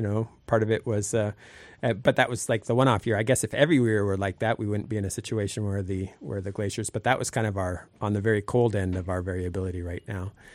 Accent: Sitka, Alaska, United States; I grew up here in Sitka and have now lived here

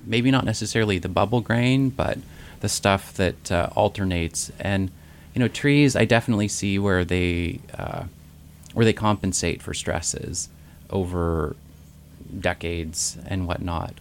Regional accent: Ketchikan, Alaska, United States; I grew up in the Ketchikan area

